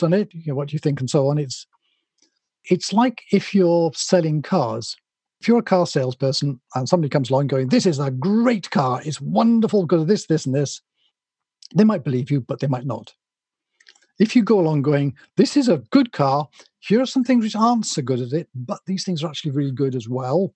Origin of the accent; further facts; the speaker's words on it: Wales, United Kingdom; I'm not English, I'm Welsh